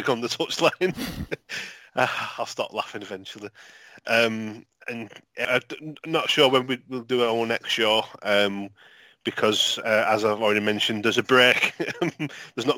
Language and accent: English; St Helens, North West England, United Kingdom; I'm from St. Helens